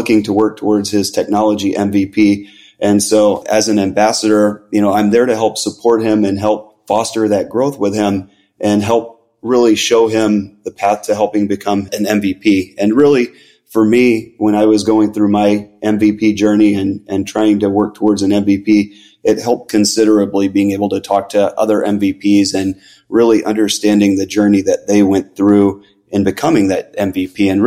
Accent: Chicago, Illinois, United States; moved away as an adult; now in Florida, United States; I'm originally from Chicago, but currently live in Florida and have for about the last 7 years now

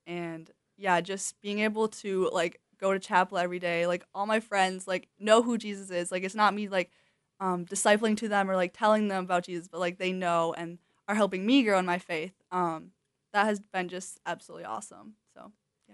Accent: Wisconsin, United States; moved away as an adult; I grew up in Wisconsin

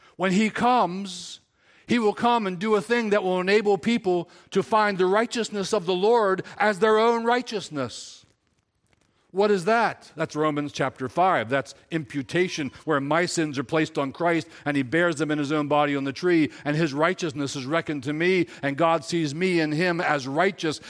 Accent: Silver Run, United States; I was born in Silver Run.

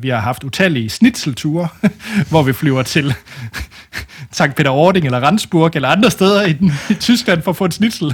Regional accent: West Jutland, Central Denmark Region, Denmark; jeg er fra det mørke Vestjylland

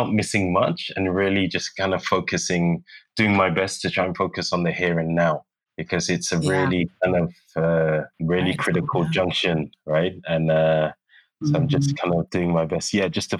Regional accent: London, United Kingdom; moved away as an adult; also born or lived in Geneva, Switzerland; now in Accra, Ghana; I'm from Islington. So that's like North London. And I grew up very close to the Arsenal Stadium

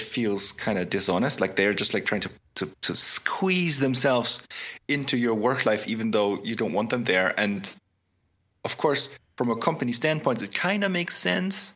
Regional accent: Augsburg, Bavaria, Germany; my hometown of Augsburg, Germany

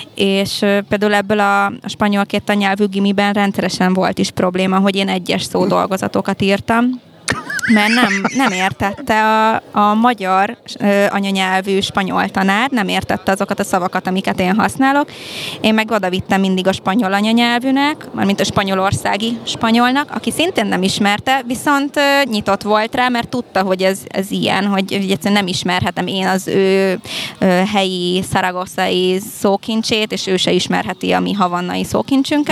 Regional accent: Hungary; first language Hungarian, Spanish; also born or lived in Cuba; én félig kubai vagyok, az anyukám kubai, az apukám magyar. Én itt születtem már Magyarországon

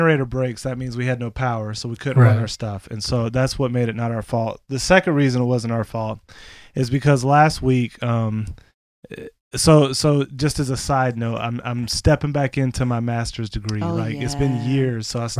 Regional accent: Polk County, Florida, United States; now in North Carolina, United States; I'm from Polk County, Florida.

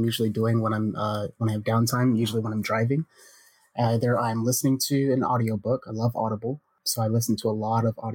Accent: United States; as an American

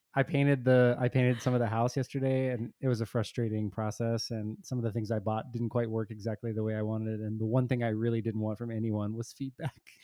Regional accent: Texas, United States; I grew up in Texas

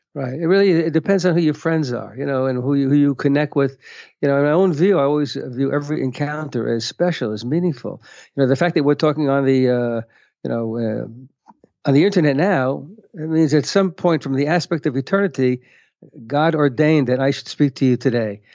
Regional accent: United States; now in Israel; I'm an American

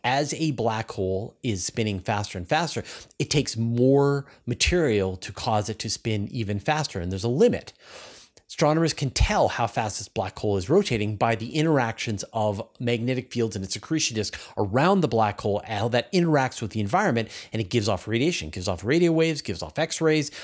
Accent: Canada; accent: Canadian; my Canadian accent. I'm Canadian. I have an accent

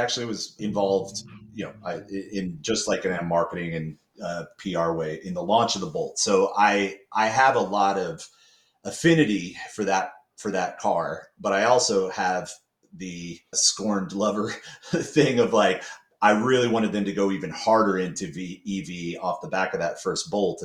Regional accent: Kansas City, Missouri, United States; moved away; I'm back in Kansas City where my friends and family live because I lived here for a part of my childhood

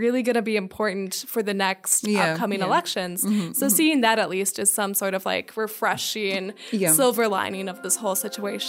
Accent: United States; now in Czech Republic; I'm an American.

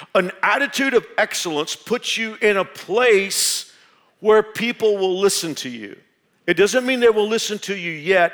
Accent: Texas, United States; moved away as an adult; now in Kansas, United States; being a Texan

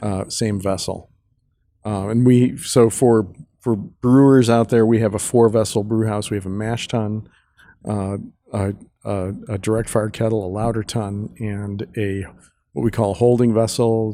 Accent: Chicago, Illinois, United States; also born or lived in Munich; we're both from Chicago

